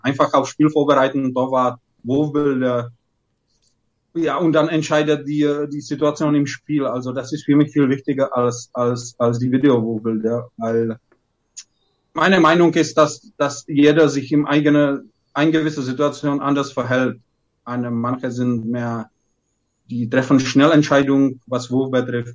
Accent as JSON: {"language": "German", "town": "Lovosice", "region": "Ústí nad Labem Region", "country": "Czechia", "tie": "born or raised there", "also_born_or_lived": "Coburg, Germany", "second_language": "German", "moved": "as an adult", "said": "das ist meine Heimatstadt"}